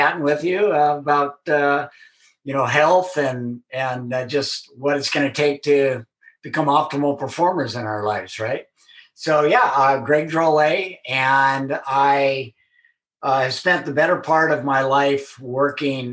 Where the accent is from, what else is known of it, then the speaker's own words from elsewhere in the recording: Southern California, United States; born and raised in Southern California